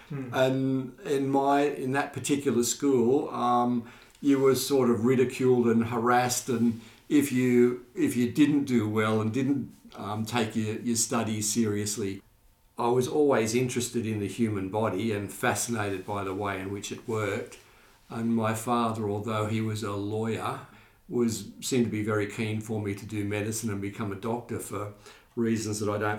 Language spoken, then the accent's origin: English; Sydney, New South Wales, Australia; I was raised in Maroubra, which for anybody who may not know is a beachside Sydney suburb.